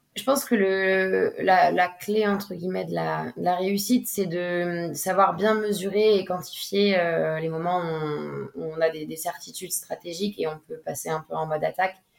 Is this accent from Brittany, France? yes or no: yes; Bay of Morlaix, Brittany, France; je suis originaire de la baie de Morlaix. c'est là où j'ai commencé à naviguer en optimisme